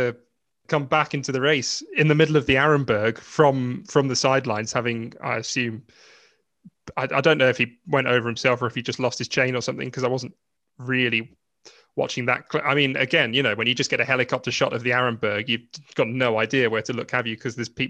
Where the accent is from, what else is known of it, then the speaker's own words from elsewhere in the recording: Ireland; I'm basically Irish myself anyway.